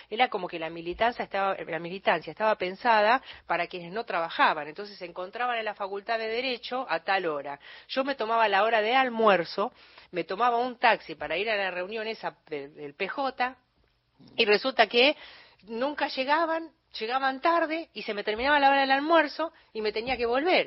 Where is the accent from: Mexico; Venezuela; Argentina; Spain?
Argentina; Buenos Aires Province; now in Buenos Aires, Argentina; yo soy bonaerense